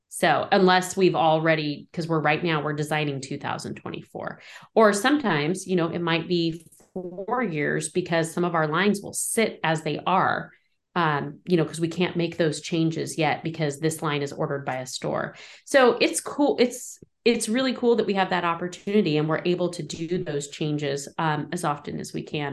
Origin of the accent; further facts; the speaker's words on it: Modoc County, California, United States; moved away as an adult; now in Tehama County, United States; where I grew up in Modoc County is really remote